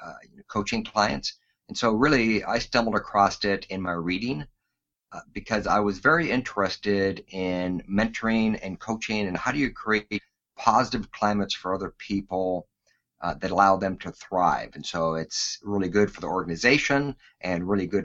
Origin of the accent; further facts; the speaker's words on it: Alaska, United States; Born and raised in Alaska